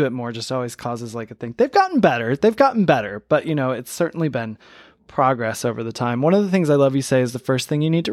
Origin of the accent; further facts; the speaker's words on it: Michigan, United States; I was born in Michigan